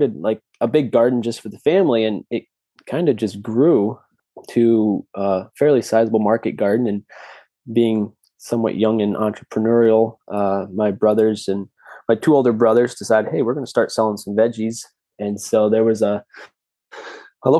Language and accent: English; central Massachusetts, United States; also born or lived in St. Louis, Missouri; grew up in suburbia in central Massachusetts, actually. I was born in St. Louis, Missouri, and my parents moved to the East Coast